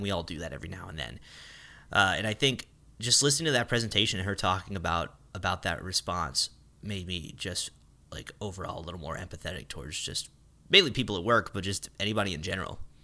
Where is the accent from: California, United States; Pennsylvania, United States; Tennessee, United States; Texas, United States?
Texas, United States; northwest of Dallas; moved away; my hometown, you know, northwest of Dallas